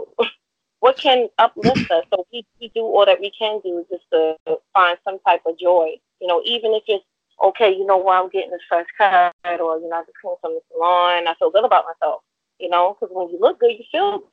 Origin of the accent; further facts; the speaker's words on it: New York City, New York, United States; I'm from New York City